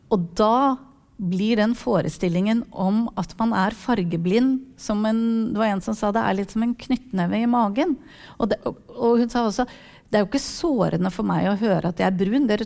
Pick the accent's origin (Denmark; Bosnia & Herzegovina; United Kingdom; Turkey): Turkey; Norwegian is a second language; now in Norway; Jeg er fra Tyrkia